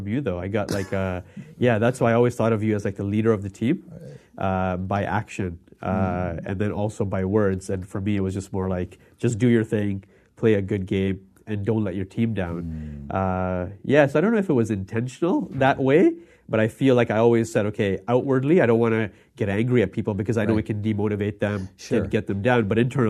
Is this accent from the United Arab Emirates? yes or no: yes; Dubai, United Arab Emirates; born there; I was born in Dubai.